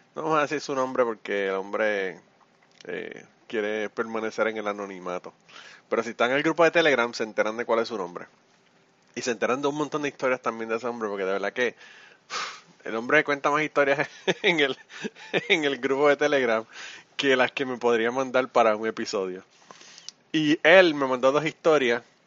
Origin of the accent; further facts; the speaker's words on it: Puerto Rico; somos los boricuas